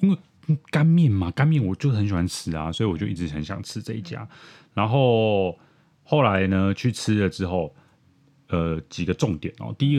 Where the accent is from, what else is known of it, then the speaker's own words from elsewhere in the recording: Taipei, Taiwan; 可能我台北人不太清楚什么是台南意面吧，嗯、因为我在台北吃到意面都是黄黄的